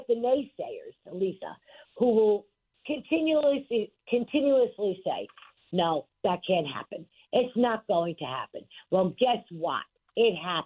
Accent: New York City, New York, United States; We were born and raised in District 19

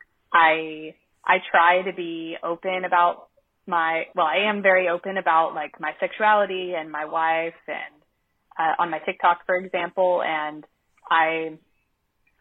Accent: Arkansas, United States; moved away; I'm from Arkansas. Like, I wouldn't move back to Arkansas

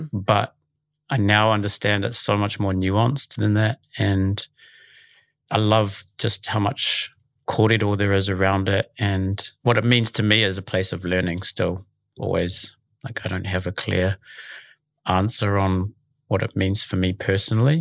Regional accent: Auckland, New Zealand; I'm from Auckland originally, born and raised in Mount Talbot in Sandringham

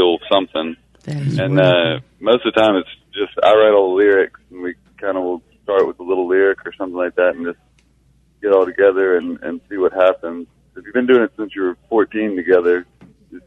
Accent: Florence, Mississippi, United States; moved away as an adult; also born or lived in Cleveland, Mississippi; now in Nashville, United States; We're originally from Florence, Mississippi, a little south of Jackson, and been there, raised there our whole life

